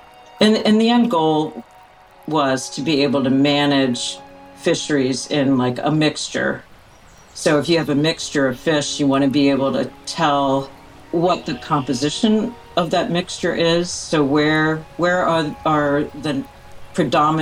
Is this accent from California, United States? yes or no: no; outside of Philadelphia, Pennsylvania, United States; moved away as an adult; now in Alaska, United States; growing up outside of Philadelphia